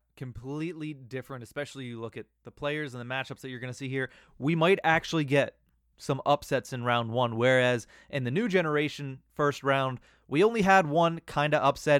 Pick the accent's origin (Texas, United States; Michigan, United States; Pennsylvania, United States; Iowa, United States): Pennsylvania, United States; Johnstown; I'm from Johnstown